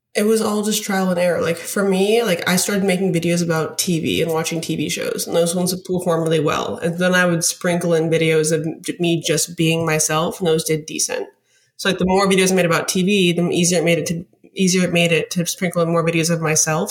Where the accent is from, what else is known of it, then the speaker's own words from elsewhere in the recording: Alaska, United States; moved away as an adult; also born or lived in Arizona / Denver; now in New York, United States; I'm from Alaska. I grew up in Alaska to, lived until I was eighteen.